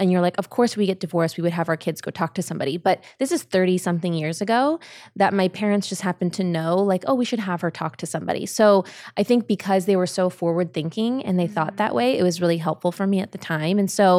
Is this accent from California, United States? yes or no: yes; California, United States; also born or lived in Germany / Ohio; I was born in Germany and we lived there, and then we moved back to California.